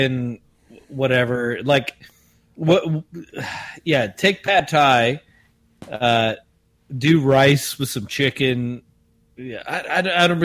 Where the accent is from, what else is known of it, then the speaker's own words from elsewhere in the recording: South Africa; I, being South African